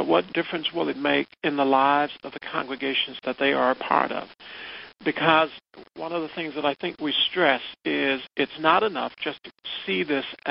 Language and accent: English; the South, United States; I grew up in the South. I'm African-American. I grew up in the South in the 1950s.